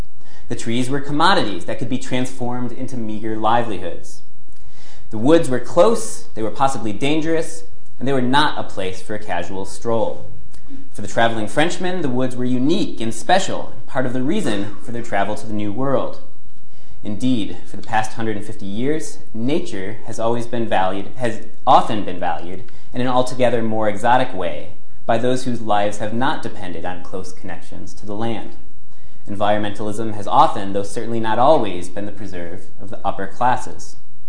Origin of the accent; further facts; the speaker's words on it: Michigan, United States; He arrives in Michigan, my home state